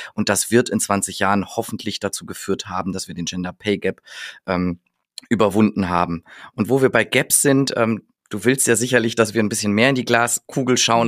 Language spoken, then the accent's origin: German; North Rhine-Westphalia, Germany; ich bin aus Westfale